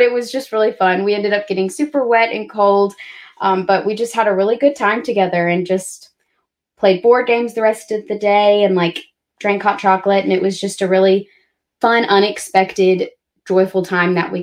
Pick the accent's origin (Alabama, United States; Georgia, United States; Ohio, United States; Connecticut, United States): Alabama, United States; I'm from Alabama, so like it snows every couple of years